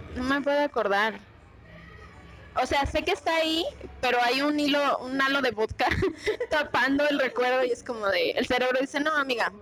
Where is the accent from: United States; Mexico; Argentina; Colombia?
Mexico; así somos los mexicanos